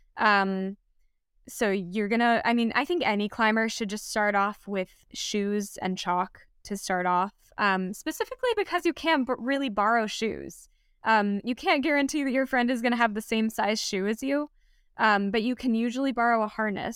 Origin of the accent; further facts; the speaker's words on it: Los Angeles, California, United States; I grew up in the Santa Monica Mountains in Los Angeles